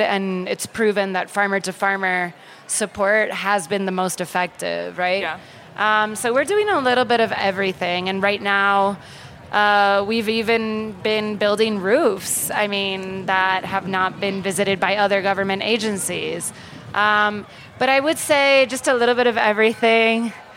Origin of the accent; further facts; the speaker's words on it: Puerto Rico; We're actually a series of islands. Puerto Rico has uh, about four different islands